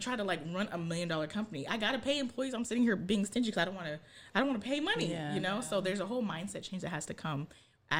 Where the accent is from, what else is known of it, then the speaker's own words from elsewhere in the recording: Ghana; also born or lived in Japan; now in United States; I'm from Ghana.